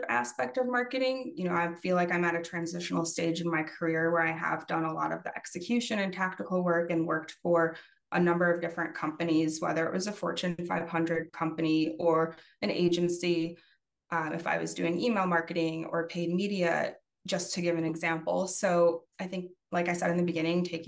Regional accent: Chicago, Illinois, United States; I'm actually from Chicago.

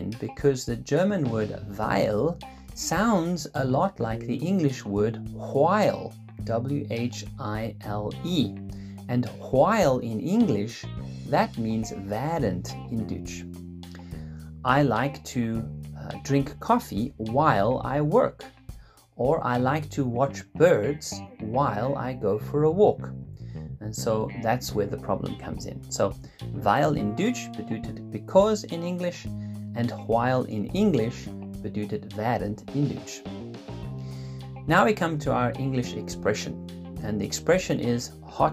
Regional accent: Cape Town, Western Cape, South Africa; also born or lived in Switzerland; now in Lucerne, Switzerland; I'm originally from Cape Town

